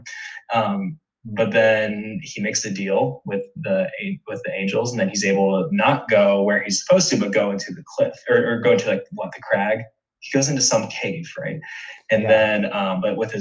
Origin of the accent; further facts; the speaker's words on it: Indiana, United States; I'm a Hoosier from Indiana